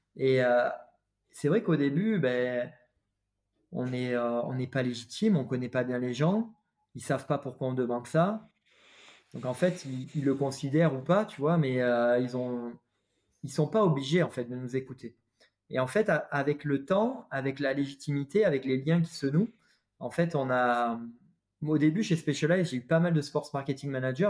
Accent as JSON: {"language": "French", "country": "France", "said": "nous en tant que Français"}